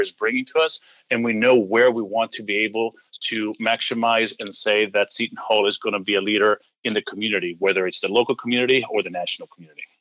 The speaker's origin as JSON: {"language": "English", "country": "Greece", "tie": "born or raised there", "moved": "as an adult", "said": "So I was born and raised in Greece."}